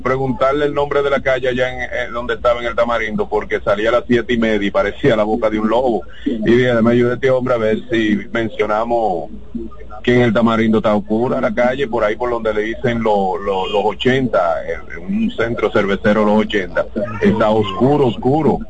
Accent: Nagua, María Trinidad Sánchez, Dominican Republic; also born or lived in Los Girasoles, Santo Domingo; now in Santo Domingo, Dominican Republic; yo soy de Nagua, pero eh, vivo en los girasoles

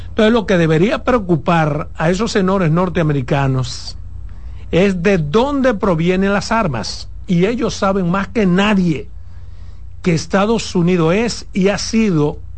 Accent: Dominican Republic; Pero eso me luce a mí como dominicano, no solo decirlo, demandarlo al gobierno.

